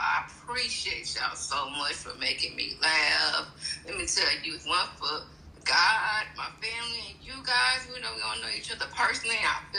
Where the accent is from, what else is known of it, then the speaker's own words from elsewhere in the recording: Houston, Texas, United States; Okay, I just wanted to say, I'm from Houston, and I love y'all.